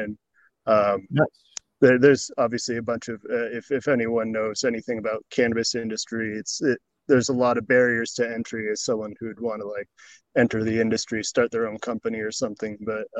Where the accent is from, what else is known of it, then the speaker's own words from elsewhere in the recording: Boston, Massachusetts, United States; also born or lived in Seattle area, Washington / Clackamas County, Oregon; I was born in Boston though, and I'd say probably most of my life has been here in the sub-Boston area.